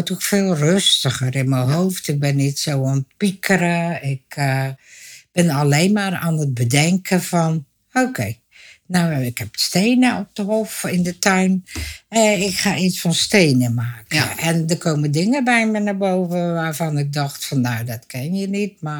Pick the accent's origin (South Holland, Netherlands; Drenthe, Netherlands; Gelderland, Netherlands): South Holland, Netherlands; Dordrecht; eh, geboren en getogen in Dordrecht, schapenkop dus. Eh, ik ben 71 jaar.